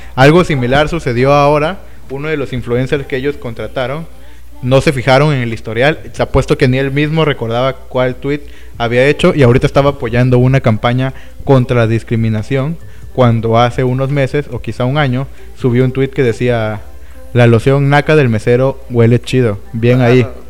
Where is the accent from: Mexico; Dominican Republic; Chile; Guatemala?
Mexico; Nosotros mismos como mexicanos